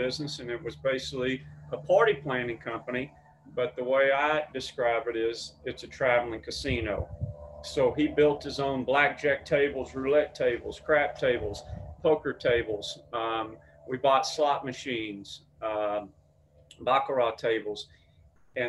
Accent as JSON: {"language": "English", "town": "Mesquite", "region": "Texas", "country": "United States", "tie": "born or raised there", "moved": "yes", "lives_now": "Los Angeles, United States", "said": "I'm from Dallas, Texas. I say Dallas because it's kind of like LA. If you're, you know, from LA, you just say LA. But the actual city is Mesquite. And although I have a very strong accent"}